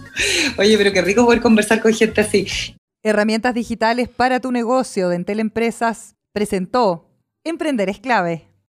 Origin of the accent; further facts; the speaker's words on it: Osorno, Los Lagos, Chile; moved away; yo que soy nacida y criada en Osorno